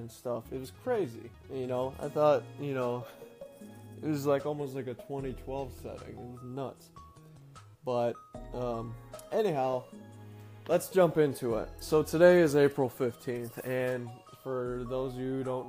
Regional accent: Manistee, Michigan, United States; my hometown of Manistee

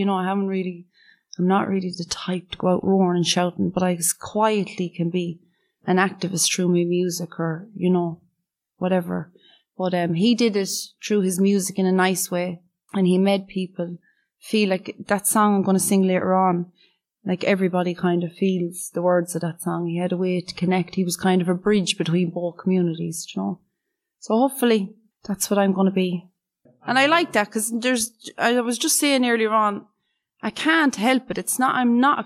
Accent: Ireland; I'm only an old Irish singer

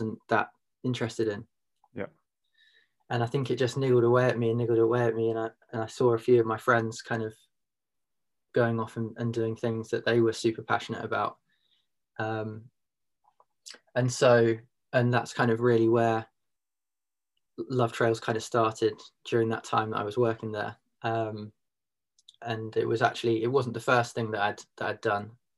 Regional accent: Reigate, South East England, United Kingdom; moved away as an adult; also born or lived in London; now in Mumbles, United Kingdom; I grew up in Surrey, in Leafy Surrey, in Reigate

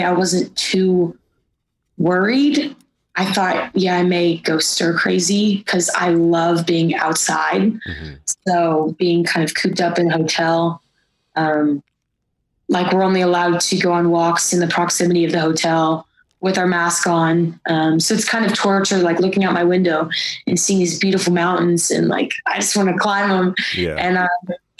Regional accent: Cincinnati, Ohio, United States; Yeah. Cincinnati, Ohio.

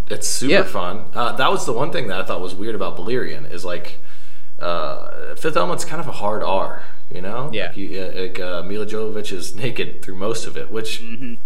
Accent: Columbia, Missouri, United States; I'm from Columbia, Missouri pretty far away from here

